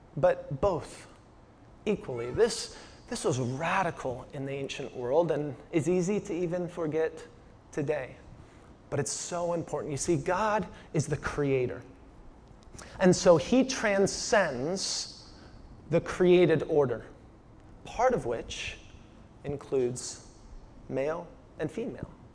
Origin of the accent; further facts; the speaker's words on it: Washington, United States; moved away; also born or lived in Phoenix, Arizona; I'm from Washington State